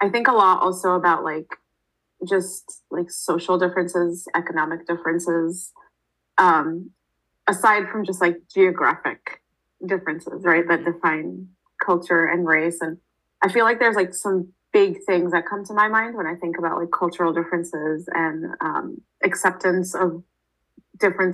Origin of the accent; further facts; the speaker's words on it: United States; growing up in the States, for me, I was never Indian enough for the Indian people